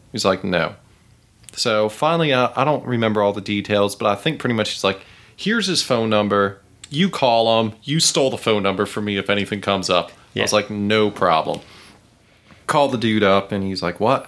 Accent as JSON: {"language": "English", "town": "Charlotte", "region": "North Carolina", "country": "United States", "tie": "born or raised there", "said": "I grew up in Ballantyne before it was Ballantyne."}